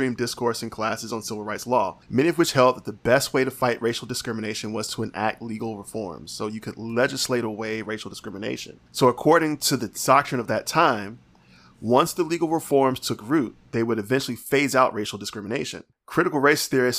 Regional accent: United States; I'm American

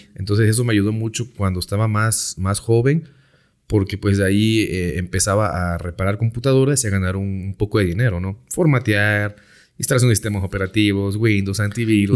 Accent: Juan Rodríguez Clara, Veracruz, Mexico; Soy originario de Veracruz. Vivo en, un municipio llamado Juan Rodríguez Clara, Veracruz.

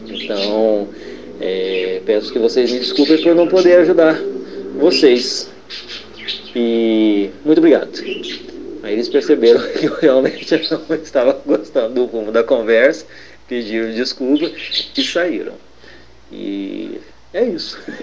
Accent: Poços de Caldas, Minas Gerais, Brazil; eu sou de Poço de Caldas, Minas Gerais

